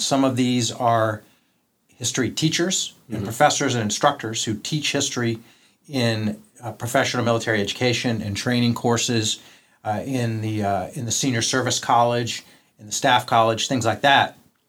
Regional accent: Tidewater, Virginia, United States; I grew up in Tidewater, Virginia.

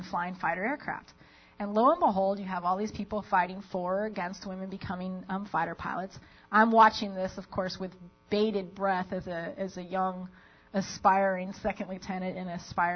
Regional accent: Las Vegas, Nevada, United States; moved away; I grew up in Las Vegas, Nevada

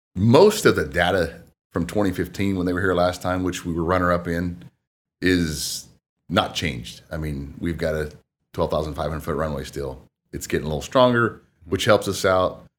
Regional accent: Marion, Indiana, United States; also born or lived in Wabash, Indiana; born and raised in Marion, Indiana

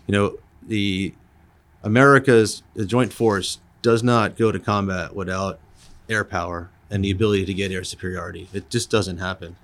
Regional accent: Long Island, New York, United States; moved away; I grew up in Long Island, New York

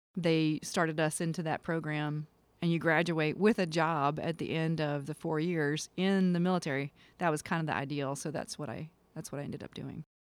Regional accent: Kinston, North Carolina, United States; I was born and raised in a place called Kinston, North Carolina

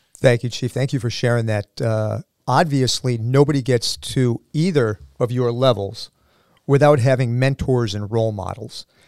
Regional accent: Sandwich, Massachusetts, United States; I am also a Sandwich High School alum

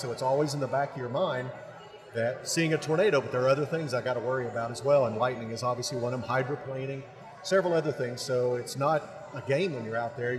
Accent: Oklahoma, United States; Born and raised in Oklahoma

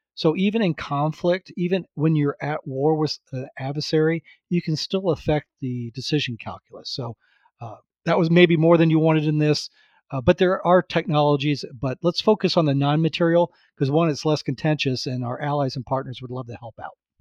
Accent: Florida, United States; growing up in Florida and, uh, in the U S

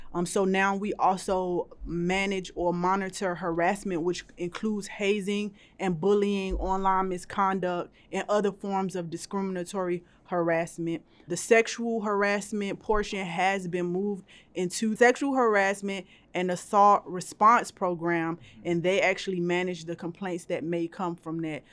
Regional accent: Miami, Florida, United States; moved away; I am from Miami, Florida. I love that place. I love going back home to visit my family

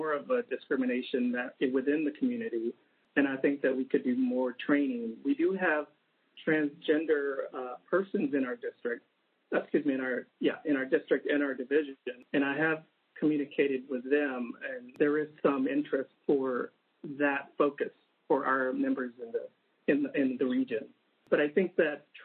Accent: Texas, United States; now in West Coast, United States; I came from by way of Texas. And so I grew up in Texas. So a lot of my upbringing was in Texas

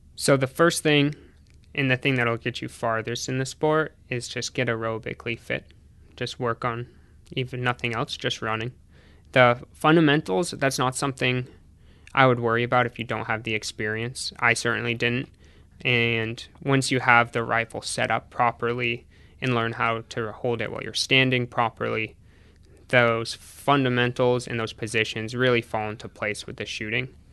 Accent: Hopkinton, New Hampshire, United States; also born or lived in Burlington, Vermont; I went to high school in New Hampshire

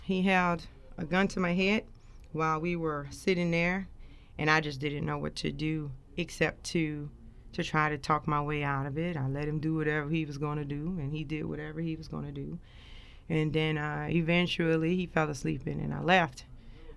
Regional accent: New Orleans, Louisiana, United States; now in Dover, United States; I grew up in New Orleans, Louisiana, kind of born Charity Hospital, if anybody know what that is, out there in New Orleans, they know.

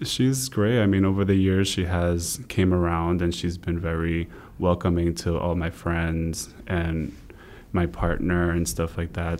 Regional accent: Rhode Island, United States; also born or lived in Brooklyn, New York; I was born in Brooklyn, New York, uh, raised in Rhode Island

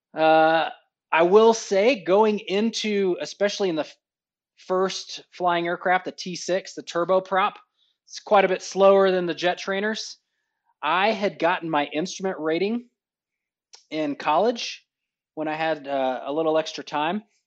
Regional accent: Texas, United States; moved away as an adult; now in Holloman, United States; I am from Texas.

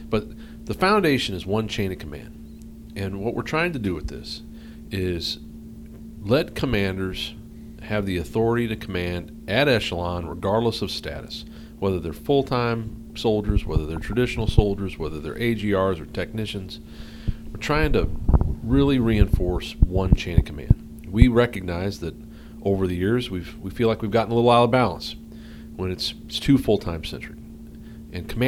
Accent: St. Louis, Missouri, United States; born there; moved away; I was born in St. Louis, and then kind of moved around. I was in a um, kind of a ministry family, and uh, moved all over the place, and then found found herself here in the Northwest in '86.

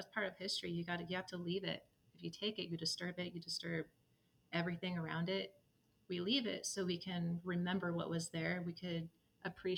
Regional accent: Klamath Falls, Oregon, United States; now in Aurora, Colorado, United States; I grew up in Klamath Falls, Oregon

